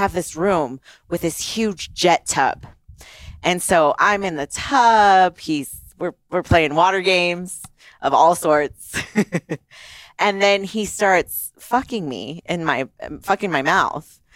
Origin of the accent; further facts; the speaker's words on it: Italy; moved away; I grew up in Italy